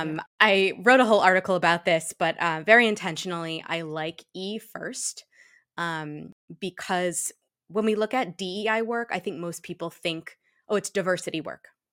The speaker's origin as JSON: {"language": "English", "town": "Shrewsbury", "region": "Massachusetts", "country": "United States", "tie": "born or raised there", "said": "I'm a black biracial woman who was raised in a black household in a white hometown. Um, Mm. Shrewsbury, Massachusetts"}